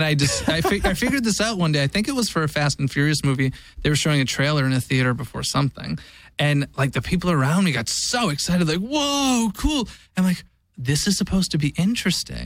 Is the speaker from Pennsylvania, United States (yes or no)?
no; Woburn, Massachusetts, United States; moved away; I grew up in Woburn, but it was in Burlington, Mass